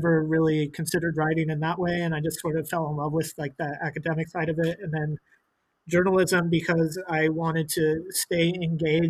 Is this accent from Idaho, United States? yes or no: yes; Boise, Idaho, United States; now in New York, United States; I'm from Boise, Idaho. I was born there